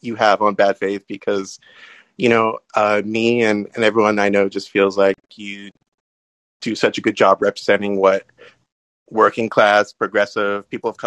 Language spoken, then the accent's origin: English; California, United States; I'm from California